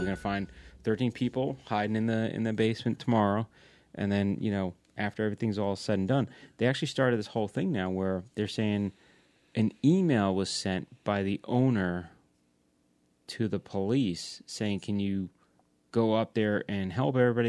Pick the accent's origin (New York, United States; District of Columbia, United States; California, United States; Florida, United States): New York, United States; Long Island; I grew up on Long Island.